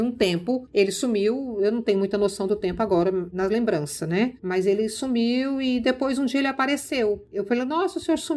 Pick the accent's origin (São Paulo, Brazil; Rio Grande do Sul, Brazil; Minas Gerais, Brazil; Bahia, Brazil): Minas Gerais, Brazil; born there; Aí ele falou, é Minas. Eu falei, nossa, eu nasci em Minas.